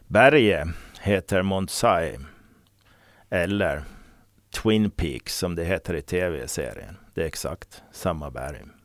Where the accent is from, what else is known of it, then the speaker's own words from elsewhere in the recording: Åland Islands; Jag var den första från Åland